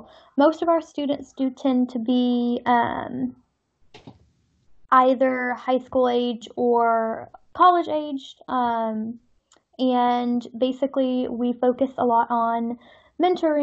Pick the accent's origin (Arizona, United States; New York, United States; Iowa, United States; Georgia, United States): Georgia, United States; also born or lived in Essex, United Kingdom; I am from Georgia in the U.S.